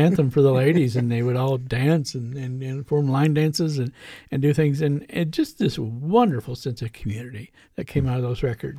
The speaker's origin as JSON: {"language": "English", "town": "Bean Blossom", "region": "Indiana", "country": "United States", "tie": "born or raised there", "said": "I met Slats during the Liar's Bench project. I grew up in Bing Blossom in bluegrass music."}